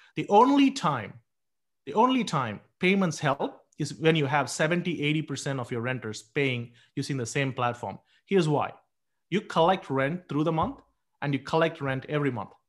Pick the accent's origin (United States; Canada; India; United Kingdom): India; moved away; I grew up in India